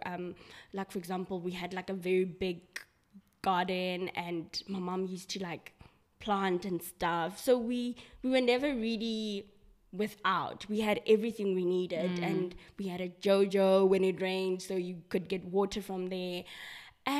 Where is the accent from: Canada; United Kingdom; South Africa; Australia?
South Africa; born there; So I was born in South Africa. So the story about me is that both my parents are from Lesotho.